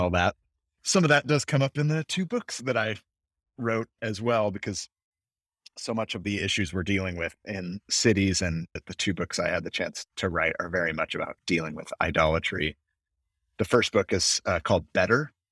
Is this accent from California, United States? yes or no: yes; San Francisco, California, United States; moved away as an adult; also born or lived in Los Angeles, United States / London, United Kingdom; I was born and raised in the San Francisco Bay Area of California